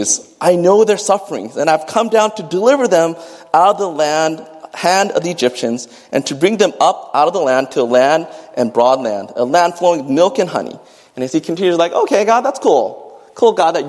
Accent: United States; I'm an American, I'm Japanese American specifically

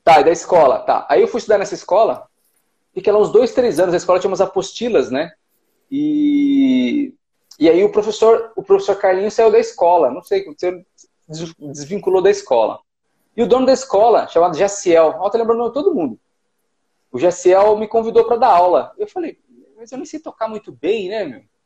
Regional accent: Mogi das Cruzes, São Paulo, Brazil; moved away as an adult; also born or lived in Cape Verde; now in Suzano, Brazil; Eu, eu, eu cresci aqui, né? Eu nasci em Mogi e me criei Mogi das Cruzes é uma cidade vizinha aqui, né?

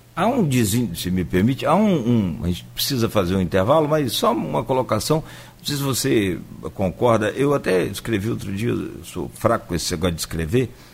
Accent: Italva, Rio de Janeiro, Brazil; a história da minha cidade onde eu nasci, eu que é Italva

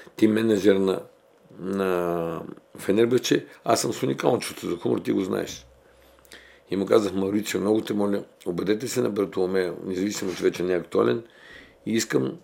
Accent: Bulgaria; ние сме българи

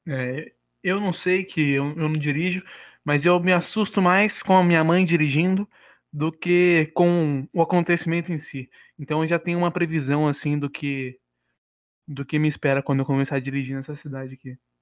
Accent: Bragança Paulista, São Paulo, Brazil; sou nascido e criado aqui em Bragança

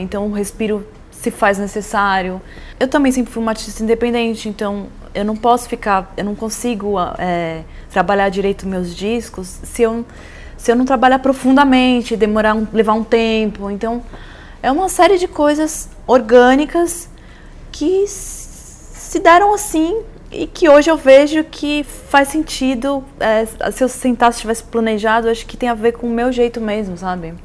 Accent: São Paulo, Brazil; also born or lived in São Sebastião / United States; eu sou de São Paulo, mas eu sempre eu fui criada no mar

